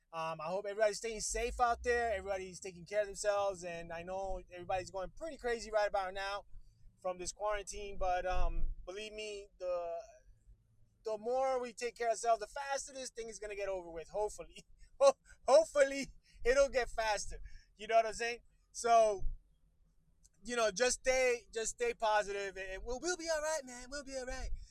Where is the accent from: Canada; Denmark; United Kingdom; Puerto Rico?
Puerto Rico; now in Miami, United States; I'm originally from Puerto Rico, my friend, and right now I live of uh, Miami, Florida